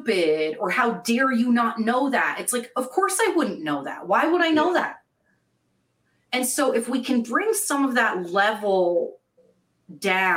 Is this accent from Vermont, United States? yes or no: yes; Vermont, United States; moved away; growing up in Vermont, that is 99.9% white